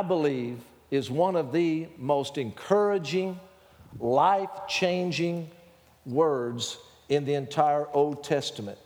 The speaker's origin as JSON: {"language": "English", "region": "Texas", "country": "United States", "accent": "Texas", "said": "my Texas accent"}